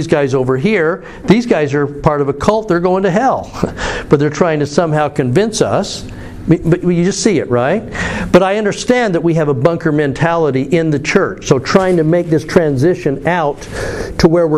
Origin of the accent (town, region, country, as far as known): United States; also born or lived in England